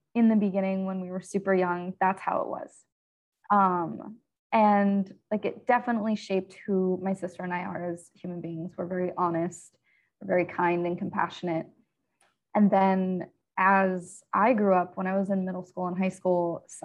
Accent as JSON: {"language": "English", "region": "central Pennsylvania", "country": "United States", "tie": "born or raised there", "said": "I grew up in central Pennsylvania."}